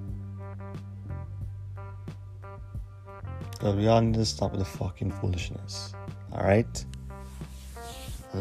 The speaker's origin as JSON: {"language": "English", "country": "Canada", "said": "as a Canadian"}